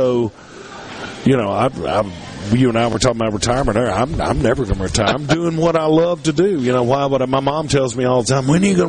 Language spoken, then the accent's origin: English; Hattiesburg, Mississippi, United States